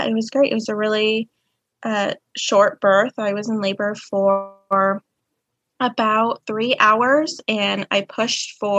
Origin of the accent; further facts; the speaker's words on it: Kansas, United States; I am from Kansas